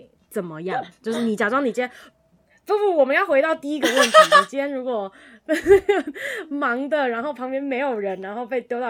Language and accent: Chinese; Taichung, Taiwan; 啊，我是台中人。